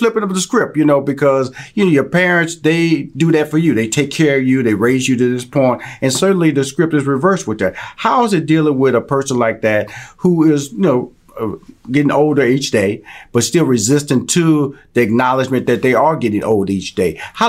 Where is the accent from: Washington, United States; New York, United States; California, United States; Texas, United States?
Texas, United States; Houston; I'm from Houston, Texas. So I have no humble beginnings, drive through Louisiana all the time to get to Atlanta